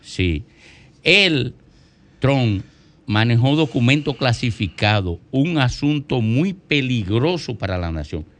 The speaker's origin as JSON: {"language": "Spanish", "town": "Miches", "region": "El Seibo", "country": "Dominican Republic", "tie": "born or raised there", "said": "hoy se celebra el patrón de Miches, el patrón de San Antonio, mi pueblo natal"}